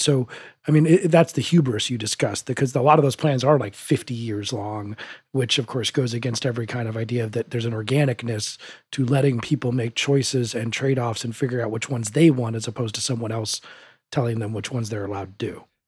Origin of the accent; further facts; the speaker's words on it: Denver, Colorado, United States; my hometown of Denver